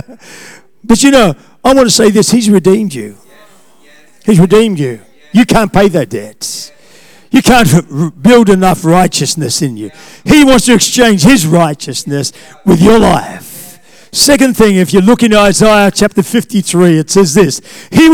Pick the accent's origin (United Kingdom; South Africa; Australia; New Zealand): Australia; I'm an Australian